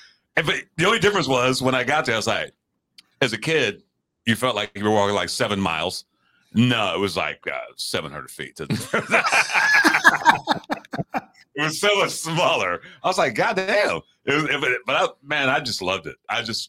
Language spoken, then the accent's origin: English; London, United Kingdom; New York City reminds me of, because I'm born and raised in England, grew up in London.